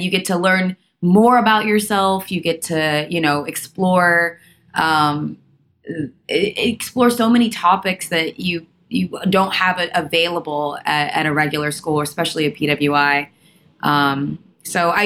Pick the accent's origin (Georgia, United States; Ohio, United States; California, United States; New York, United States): Georgia, United States; Atlanta; I grew up in Atlanta